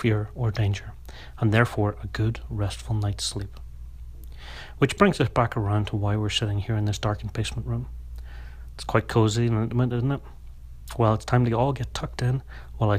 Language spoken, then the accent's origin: English; Northern Ireland, United Kingdom; moved away; I'm from Northern Ireland